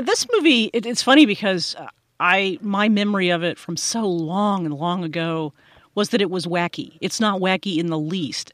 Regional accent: United States; as an American

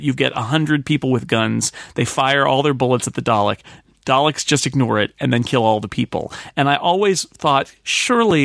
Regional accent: United States; I'm an American

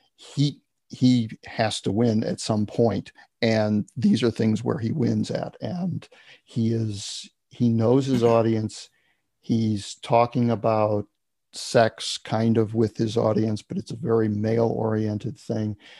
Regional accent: United States; as an American

